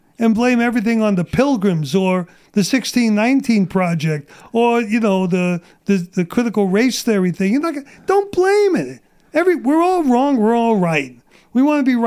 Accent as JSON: {"language": "English", "town": "New York City", "region": "New York", "country": "United States", "tie": "born or raised there", "also_born_or_lived": "Sumter, South Carolina", "moved": "as an adult", "lives_now": "San Diego, United States", "said": "Where I grew up in Brooklyn, we had black gangs"}